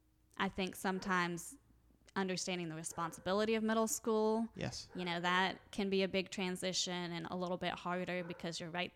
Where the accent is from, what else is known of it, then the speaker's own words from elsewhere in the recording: Ohio, United States; So, when I am actually from Ohio.